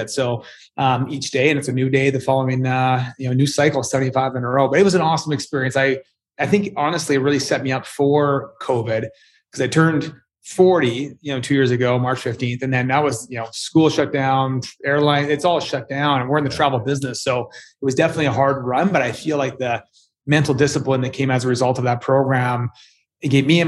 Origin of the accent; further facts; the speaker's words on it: Edmonton, Alberta, Canada; I'm from Canada. I'm from a colder part of Canada, Edmonton.